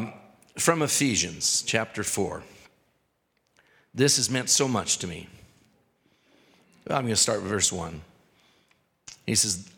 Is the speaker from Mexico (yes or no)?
no; Canada; this white guy from the cities or from Canada